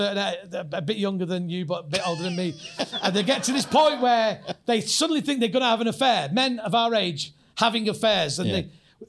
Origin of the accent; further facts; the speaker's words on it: Hyde, North West England, United Kingdom; now in Stockport, United Kingdom; because I live in Stockport, South Manchester, and I'm from Hyde on the other side.